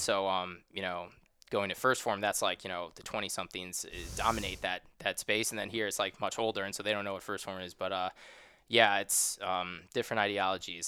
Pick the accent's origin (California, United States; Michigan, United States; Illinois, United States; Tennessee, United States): Illinois, United States; Chicago; moved away as an adult; also born or lived in Ohio / Los Angeles, United States; now in St. Louis, United States; I'm actually not from the West Coast. I'm from a suburb of Chicago